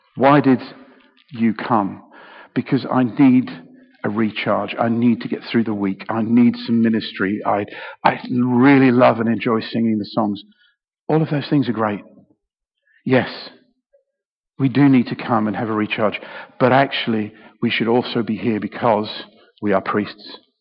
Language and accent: English; United Kingdom; I'm very British